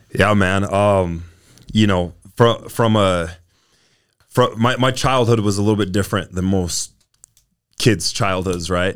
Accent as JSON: {"language": "English", "town": "South Jordan", "region": "Utah", "country": "United States", "tie": "born or raised there", "said": "I, I grew up in South Jordan, Utah"}